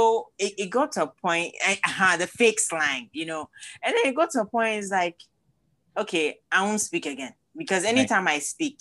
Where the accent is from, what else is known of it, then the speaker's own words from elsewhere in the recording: Cape Coast, Central Region, Ghana; now in United States; I was born in Cape Coast